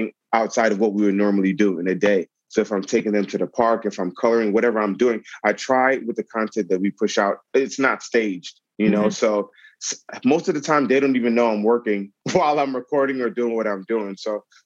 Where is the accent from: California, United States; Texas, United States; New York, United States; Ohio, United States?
New York, United States; New York City; I grew up in Brooklyn